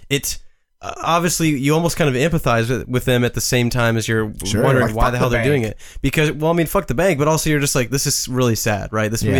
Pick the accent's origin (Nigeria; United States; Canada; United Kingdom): United States; Kentucky; we're from Kentucky.